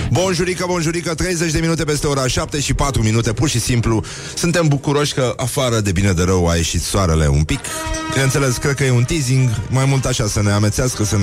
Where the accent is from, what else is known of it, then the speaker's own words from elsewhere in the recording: Vaslui, Vaslui County, Romania; faptul că sunt din Vaslui presupune un anumit tip de ordine pe care vasluienii o au înscris în uh, codul genetic